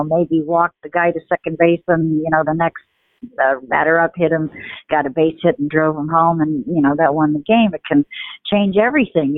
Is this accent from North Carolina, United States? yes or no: no; New York City, New York, United States; moved away as an adult; also born or lived in California; when I was growing up in New York City